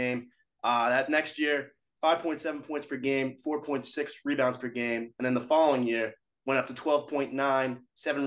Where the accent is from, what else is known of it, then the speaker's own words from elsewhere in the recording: Massachusetts, United States; We're both from Massachusetts